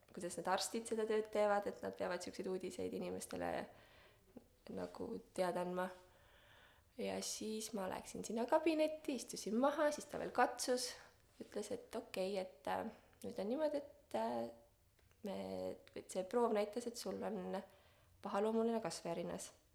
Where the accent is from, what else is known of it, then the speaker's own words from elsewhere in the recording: Estonia; moved away; ma olen hästi pikalt Eestist ära elanud äh,. ma tulin tagasi kaks tuhat kaheksateist